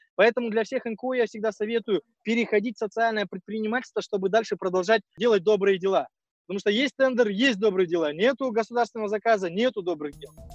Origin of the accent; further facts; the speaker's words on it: Kazakhstan; мы казахи